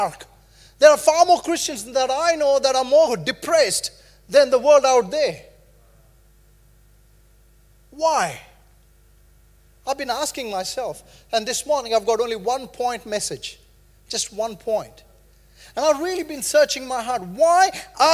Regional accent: India; moved away as an adult; now in New Zealand; I grew up in India

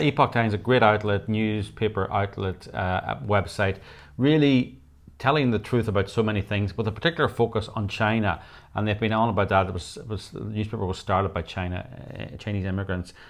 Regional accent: Northern Ireland, United Kingdom; I was brought up in Northern Ireland

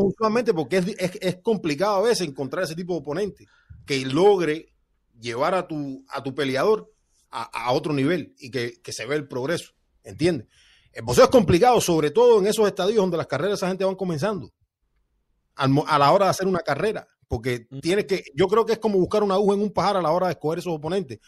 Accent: near Placetas, Villa Clara, Cuba; moved away; de Placetas, un municipio que queda como a 20 kilómetros de donde yo nací

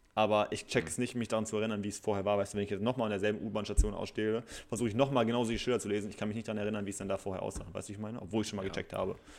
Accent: Bielefeld, North Rhine-Westphalia, Germany; bei uns in Bielefeld

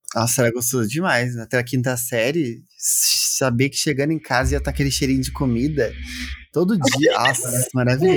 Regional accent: south of Minas Gerais, Brazil; now in Campinas, Brazil; Eu vim do interior, cidadezinha, sul de Minas

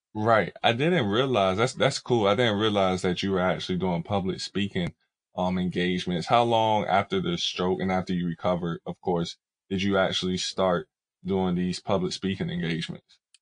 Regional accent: the South, United States; moved away; I'm from down south

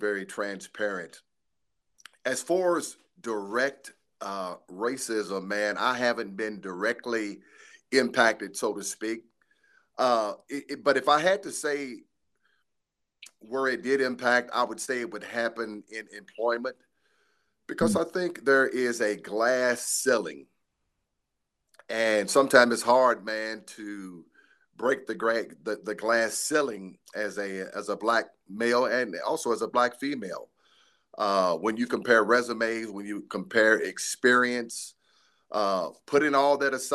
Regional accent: Shelbyville, Kentucky, United States; I was born and raised here in Shelbyville, Kentucky. This is home

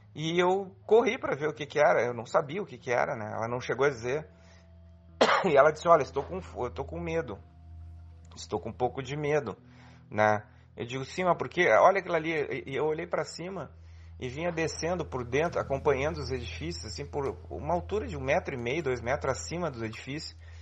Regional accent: Porto Alegre, Rio Grande do Sul, Brazil; sou de Porto Alegre

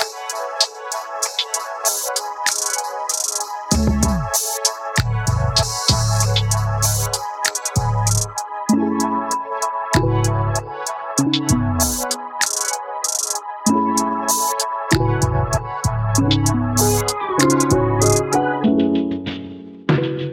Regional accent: Louisiana, United States; I'm from Louisiana

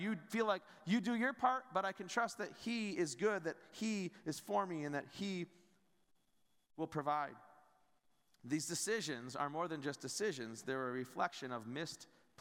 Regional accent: United States; as Americans, maybe we don't feel all that privileged and prideful about being American

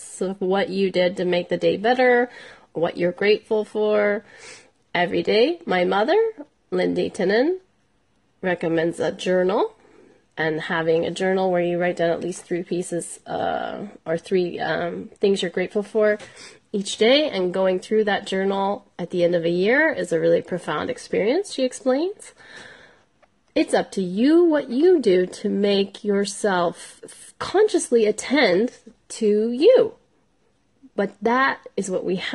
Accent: United States; I'm an American

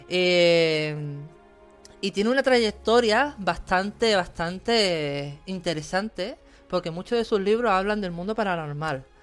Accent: Cádiz, Andalusia, Spain; hoy traigo una invitada muy, muy, muy, muy especial que también aparte es gaditana de mi tierra

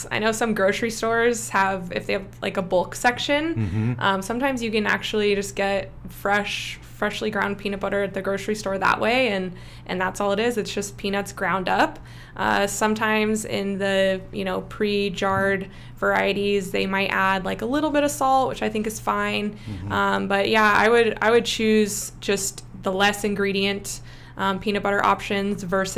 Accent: Santa Cruz, California, United States; moved away; growing up in Santa Cruz, for those of you that don't know, it's pretty crunchy granola

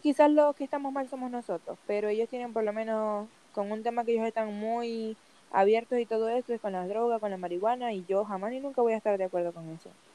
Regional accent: Venezuela; moved away as an adult; also born or lived in United States; now in Chile; La primera vez que yo salí de Venezuela fue un 17 de abril

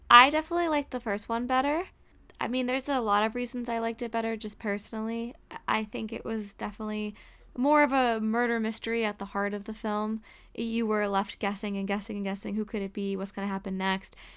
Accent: Massachusetts, United States; it was in my home state

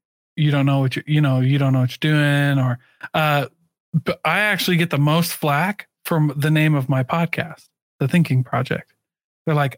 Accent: Iowa, United States; moved away; I grew up in Iowa

